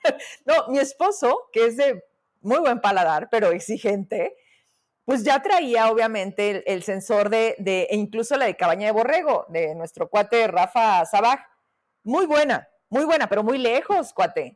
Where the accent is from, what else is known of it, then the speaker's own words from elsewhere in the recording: Fresnillo, Zacatecas, Mexico; now in Zacatecas, Mexico; A mí Mendoza, Berrería Mendoza, pues es mi casa, en Fresnillo